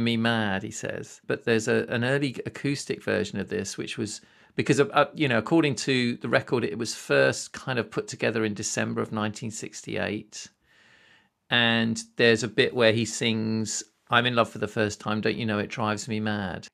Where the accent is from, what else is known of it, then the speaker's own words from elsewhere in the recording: United Kingdom; I'm a Brit